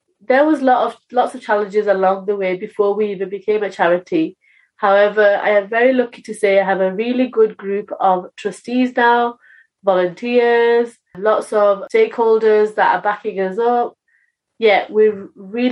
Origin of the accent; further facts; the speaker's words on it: United Kingdom; I am British Bangladeshi